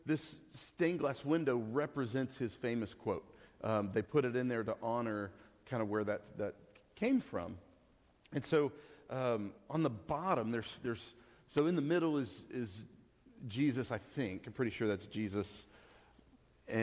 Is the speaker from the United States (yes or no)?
yes; Amarillo, Texas, United States; moved away; I come from Amarillo